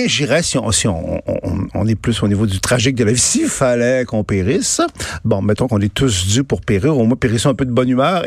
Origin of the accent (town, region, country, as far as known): Canada